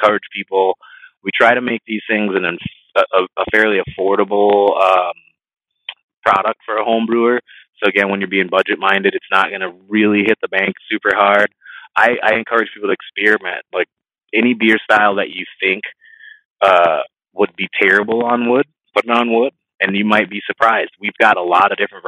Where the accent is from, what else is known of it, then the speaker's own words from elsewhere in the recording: Florida, United States; moved away; I grew up in Florida, so I'm very familiar with Cigar City. I grew up about an hour away from that brewery, from the original one